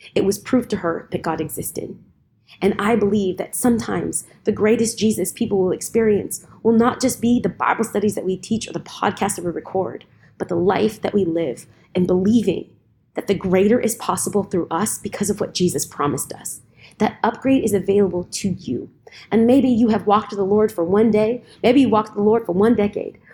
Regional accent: California, United States; I'm from California

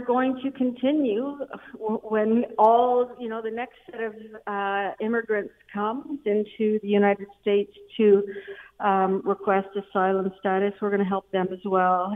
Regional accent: Canada; I've always prided myself of being a Canadian.

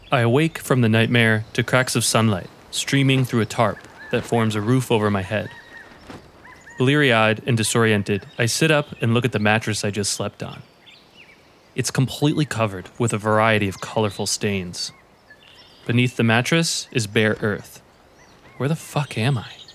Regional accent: Ringwood, New Jersey, United States; Ringwood, New Jersey, my hometown

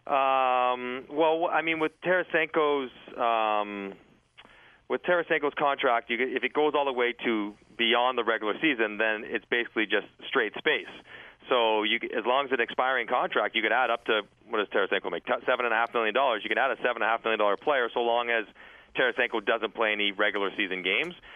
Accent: Toronto, Ontario, Canada; I was from Toronto. I was playing for the Leafs.

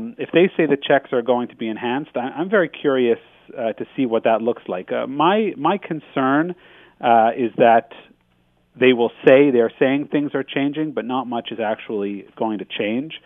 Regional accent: Canada; as a Canadian criminal lawyer

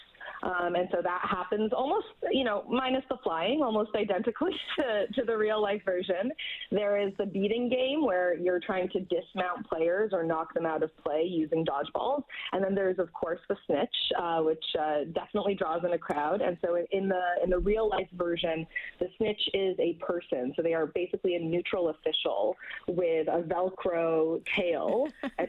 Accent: Edmonton, Alberta, Canada; Edmonton being my hometown

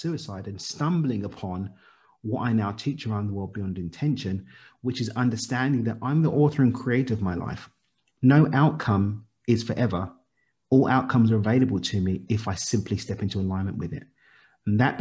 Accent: London, United Kingdom; child of Zimbabwean immigrants born and raised in East London in the UK

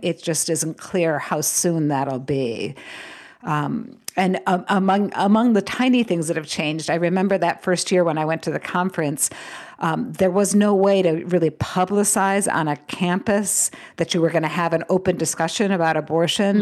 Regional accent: United States; an American living in this moment

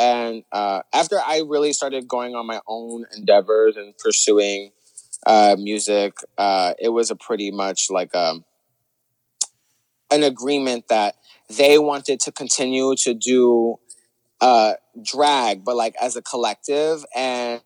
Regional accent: New York, United States; we're New Yorkers. Like, we have that edge to us

